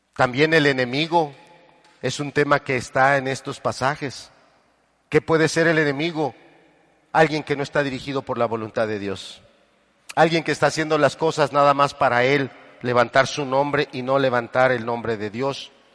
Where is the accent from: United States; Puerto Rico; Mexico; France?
Mexico; Tehuacán, Puebla; yo soy de Tehuacán